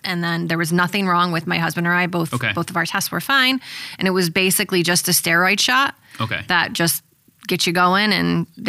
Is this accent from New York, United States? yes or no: yes; Colonie, New York, United States; I'm born and raised in Colony.